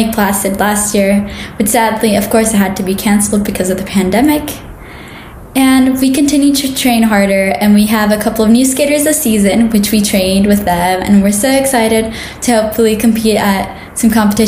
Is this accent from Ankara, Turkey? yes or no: yes; Ankara, Turkey; I'm from Ankara, Turkey.